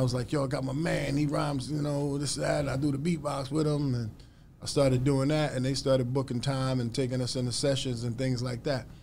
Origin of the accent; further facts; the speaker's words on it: New York City, New York, United States; as a kid growing up in New York, I mean, we were just doing that every day in New York City